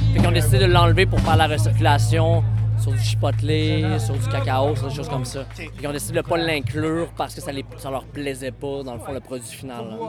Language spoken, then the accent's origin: French; Abitibi, Quebec, Canada; moved away; Je viens de l'Abitibi